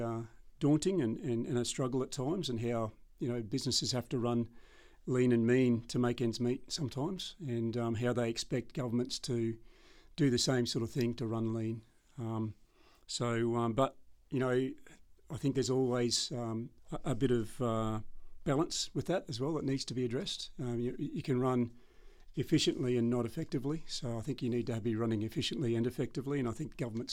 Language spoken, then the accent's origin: English; Townsville, Queensland, Australia; I'm born and bred local from Townsville. I was born in the Mater Hospital back in 1970. I went to school at Iggy Park here and spent the first 20 years of my life here